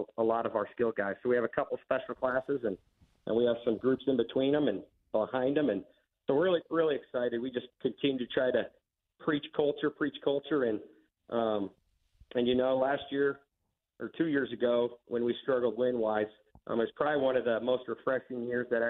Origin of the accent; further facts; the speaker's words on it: Sterling, Kansas, United States; I grew up in Sterling, so I did all my schooling here and then went to college here